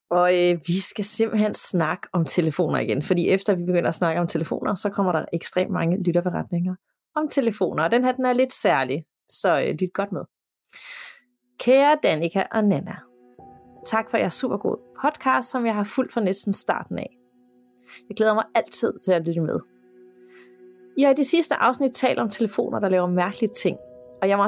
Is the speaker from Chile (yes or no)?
yes; Chile; Jeg boede som barn i Chile, ude på en kæmpe grund, omgivet af masser af marker og skov.